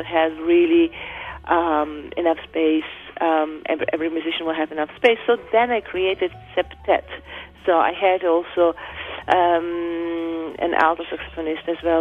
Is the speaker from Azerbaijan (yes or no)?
yes; Azerbaijan; now in New York, United States; I grew up in Azerbaijan, which is part of former Soviet Union